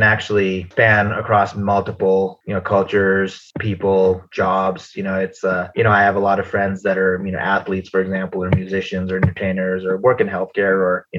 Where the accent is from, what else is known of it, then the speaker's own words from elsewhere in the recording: United States; I grew up in the States